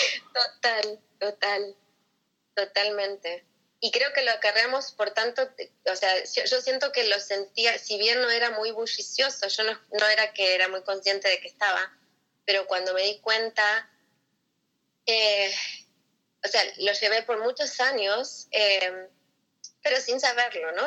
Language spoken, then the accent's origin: Spanish; Buenos Aires, Argentina; moved away as an adult; now in United States; yo soy de Buenos Aires y llegué acá a los Estados Unidos hace ya 18 años